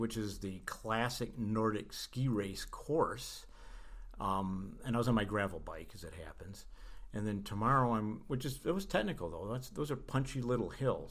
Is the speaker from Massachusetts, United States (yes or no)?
no; Kalamazoo, Michigan, United States; now in Boulder, United States; live from beautiful Kalamazoo, Michigan. That's right, we're here in the Midwest, where, as it happens, is my hometown, where I was born